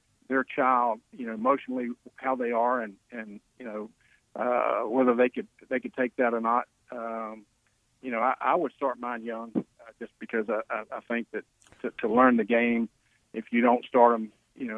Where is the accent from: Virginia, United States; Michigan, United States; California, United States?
Virginia, United States; Virginia Beach; now in Georgia, United States; growing up in Virginia Beach, my dad was Navy and Air Force